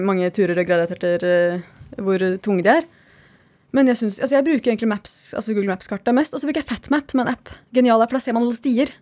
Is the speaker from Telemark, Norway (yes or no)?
yes; Skien, Telemark, Norway; moved away; also born or lived in Oslo / Lofoten; på Gulset, der vi kommer fra i Skien.